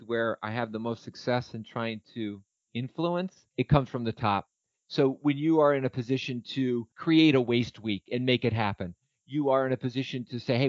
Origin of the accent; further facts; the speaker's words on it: Nassau, New York, United States; moved away; My hometown is Nassau, New York